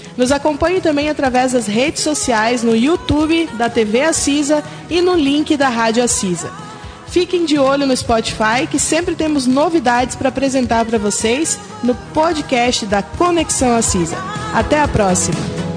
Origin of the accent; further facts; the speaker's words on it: Rondônia, Brazil; sou rondoniense